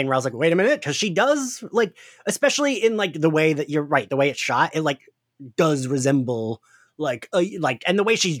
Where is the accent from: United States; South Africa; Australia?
United States; New Jersey; accent: Jersey; It's my Jersey accent.